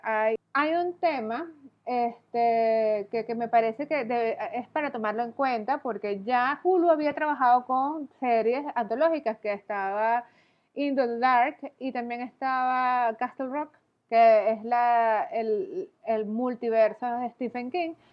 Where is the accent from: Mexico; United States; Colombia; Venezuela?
Venezuela; yo soy venezolana